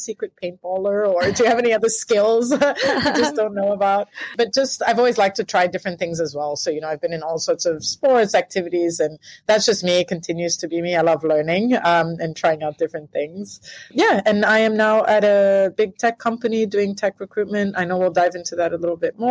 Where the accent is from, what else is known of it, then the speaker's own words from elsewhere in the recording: Mozambique; moved away as an adult; also born or lived in United Kingdom; now in Australia; I am from Mozambique originally, moved over to the UK to study business.